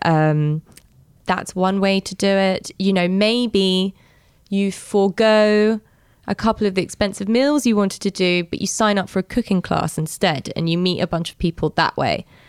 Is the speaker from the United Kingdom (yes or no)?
yes; London, United Kingdom; when I was growing up in London